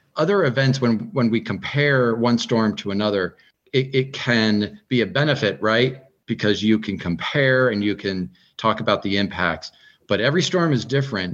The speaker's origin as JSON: {"language": "English", "region": "Northeast", "country": "United States", "tie": "born or raised there", "moved": "yes", "lives_now": "Fairfax, United States", "said": "growing up in the Northeast"}